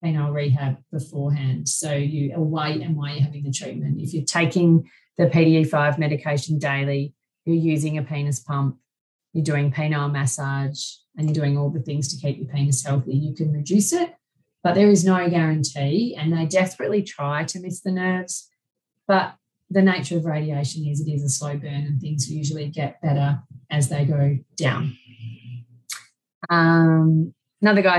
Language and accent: English; Australia; I'm Australian